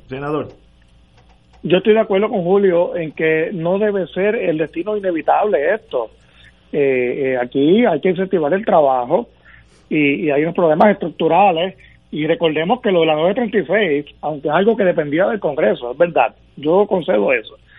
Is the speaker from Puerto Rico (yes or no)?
yes; Puerto Rico; Puerto Rico tiene una realidad y es que somos ciudadanos de los Estados Unidos